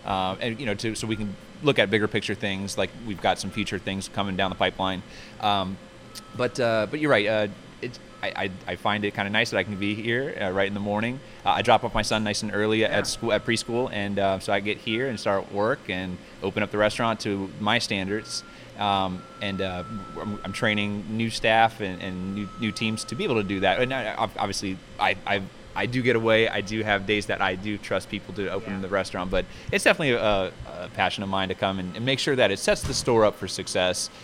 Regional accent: Fredericksburg, Virginia, United States; I was born and raised here in Fredericksburg

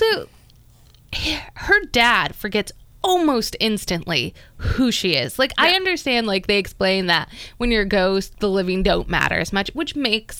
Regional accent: Pennsylvania, United States; I grew up in Pennsylvania. We stayed a lot of time like in the snow.

